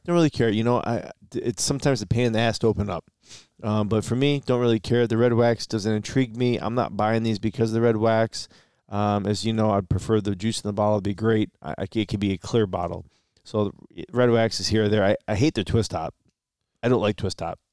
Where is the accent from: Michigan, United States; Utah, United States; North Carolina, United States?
Michigan, United States; we're from Michigan